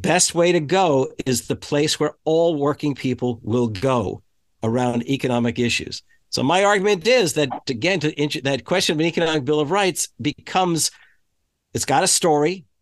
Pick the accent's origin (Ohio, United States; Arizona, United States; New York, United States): New York, United States; the New York area, United States; moved away as an adult; now in Wisconsin, United States; I grew up in the New York area, but I've been in this state of Wisconsin for 45 years now, which is far more than half of my life